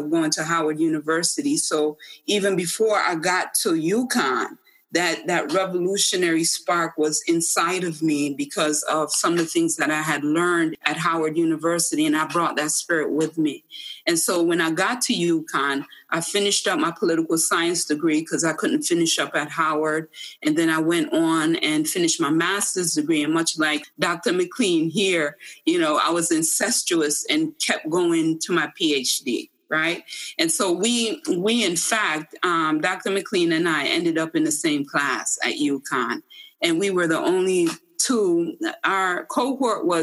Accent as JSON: {"language": "English", "country": "Jamaica", "moved": "yes", "lives_now": "United States", "said": "I came from Jamaica, the rural part of Jamaica"}